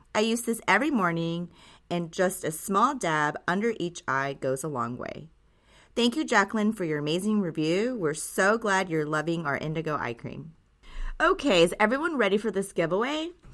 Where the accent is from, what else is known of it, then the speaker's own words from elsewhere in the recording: Japan; Growing up in Japan, I would always watch my grandmother and aunt take such care of their skin